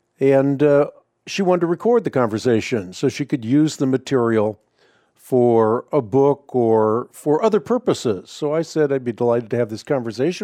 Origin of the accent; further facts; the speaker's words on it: Netherlands; moved away; I grew up in Holland, or I was born in Holland at least